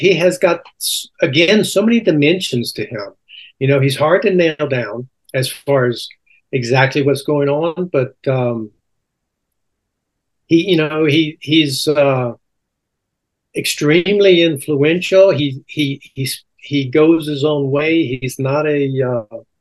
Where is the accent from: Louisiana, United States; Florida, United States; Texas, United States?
Louisiana, United States; Alexandria; also born or lived in Baton Rouge, Louisiana; I grew up in Alexandria, Louisiana.